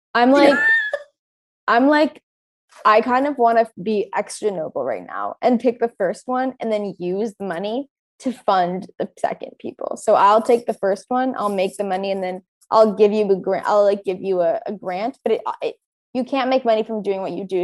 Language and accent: English; Orange County, California, United States; I grew up in Orange County